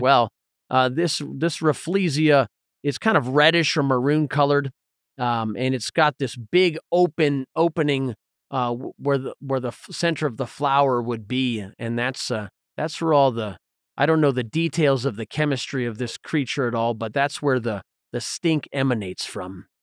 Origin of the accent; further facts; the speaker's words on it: Southern Appalachians, Southeast, United States; growing up in the Southeast in the, in the Southern Appalachians